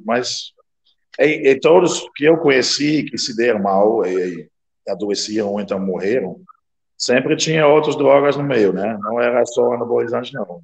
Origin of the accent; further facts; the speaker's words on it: Netherlands; Portuguese is a second language; now in Brazil; eu sou da Rolanda, mas eu sou do interior, eu não sou da cidade